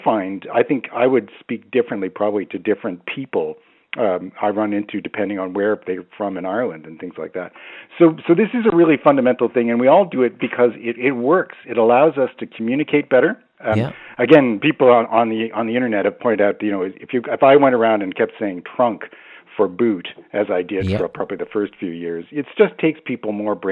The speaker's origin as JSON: {"language": "English", "country": "Canada", "tie": "born or raised there", "also_born_or_lived": "Baltimore", "accent": "Canadian", "said": "So my accent is completely messed up, and in the sense that I grew up in Canada. I have a sort of moderately strong Canadian accent."}